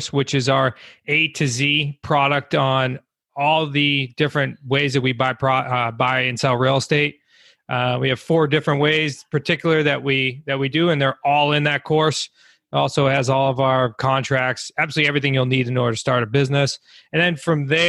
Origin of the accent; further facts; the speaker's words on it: Massachusetts, United States; We're from New England. I'm originally from Mass, along with my family as well.